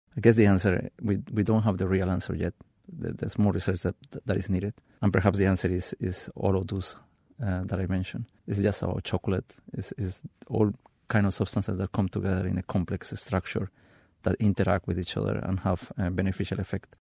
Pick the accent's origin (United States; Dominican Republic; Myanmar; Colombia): Colombia; moved away; I grew up in Colombia, in a city one thousand two hundred meters high in the Andes